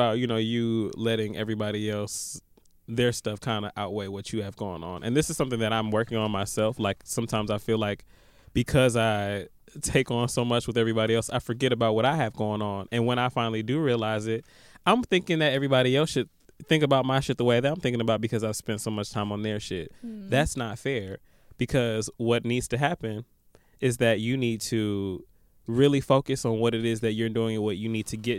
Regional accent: London, United Kingdom; I'm from London, LOL, and I'm struggling in every aspect of life.

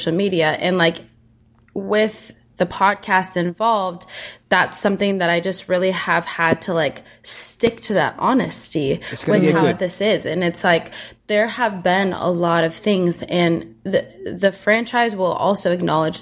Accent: Minnesota, United States; They brought me back to my hometown. They're like, we're going to Minnesota

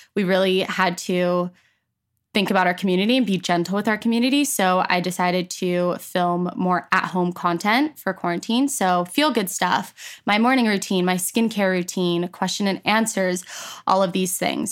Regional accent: Edmonton, Alberta, Canada; also born or lived in Toronto, Ontario, Canada; when I was ten, I moved to Edmonton, Alberta

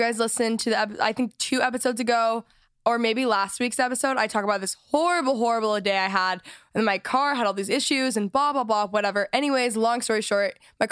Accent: Texas, United States; moved away; I'm from Texas

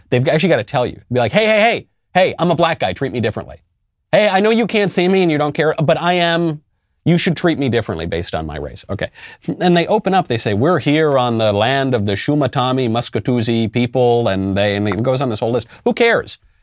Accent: New York City, New York, United States; moved away as an adult; also born or lived in California; now in Tennessee, United States; I'm a New Yorker, as you may know, and I did leave New York, and I'm, I left New York originally for California

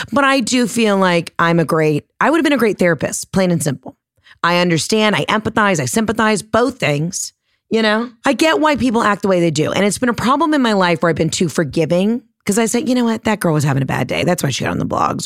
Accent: Georgia, United States; I'm from Georgia

